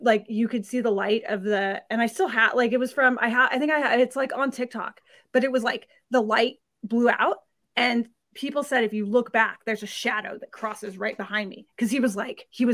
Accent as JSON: {"language": "English", "town": "Sacramento", "region": "California", "country": "United States", "tie": "born or raised there", "also_born_or_lived": "border of Rhode Island and Connecticut", "moved": "as an adult", "lives_now": "Rhode Island/Connecticut border, United States", "said": "my hometown in Sacramento, California"}